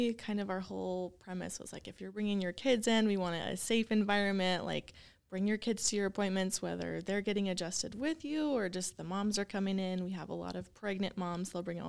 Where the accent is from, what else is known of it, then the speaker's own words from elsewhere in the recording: Clinton, Utah, United States; also born or lived in Dallas; Yes, I'm actually just from Clinton. So super close. I lived there my whole life. You know, went to Syracuse High and then attended Weber State for my undergrad.